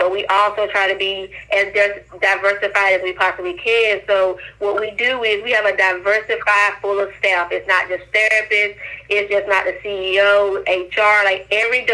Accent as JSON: {"language": "English", "town": "Wilson", "region": "North Carolina", "country": "United States", "tie": "born or raised there", "also_born_or_lived": "Greensboro", "said": "I was born and raised in Wilson."}